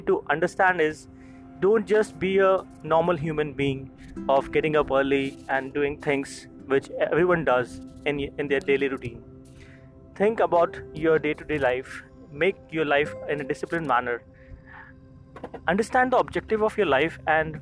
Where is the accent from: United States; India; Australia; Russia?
India; I'm from India.